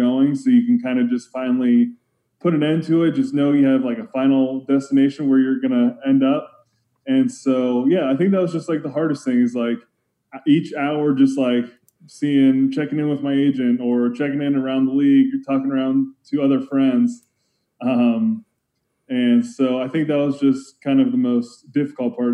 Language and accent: English; Pittsburgh, Pennsylvania, United States; I was born in Pittsburgh